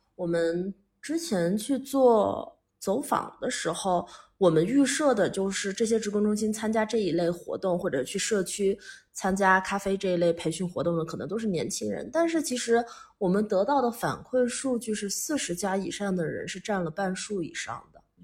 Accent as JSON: {"language": "Chinese", "town": "Pu'er", "region": "Yunnan", "country": "China", "tie": "born or raised there", "moved": "as an adult", "said": "作为一个土生土长的四毛人，然后之前在，在， 在，在外面，就是在国外很多年 然后还是回来"}